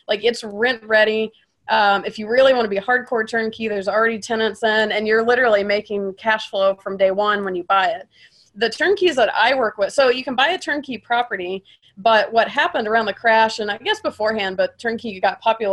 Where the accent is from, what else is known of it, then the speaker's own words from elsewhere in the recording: Atlanta, Georgia, United States; moved away; I'm from Atlanta.